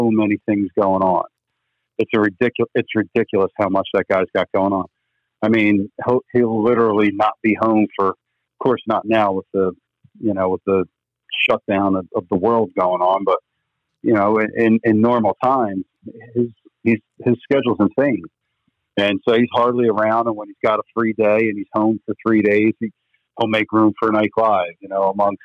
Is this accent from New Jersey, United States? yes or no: yes; New Jersey, United States; we're dickheads from New Jersey